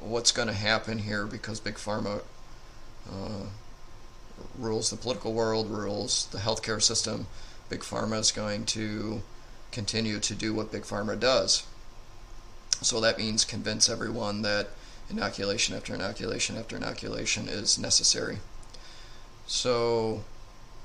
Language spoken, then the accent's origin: English; United States; as American citizens